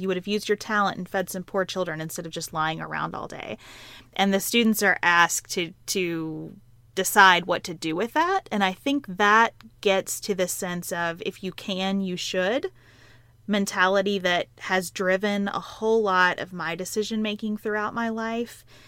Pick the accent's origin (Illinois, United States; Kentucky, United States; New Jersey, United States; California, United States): Kentucky, United States; Western; who grew up on a dairy farm in Western Kentucky